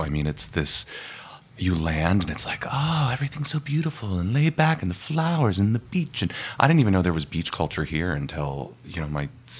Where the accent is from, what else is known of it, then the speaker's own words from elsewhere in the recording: Colorado, United States; now in New York City, United States; I'm from Colorado originally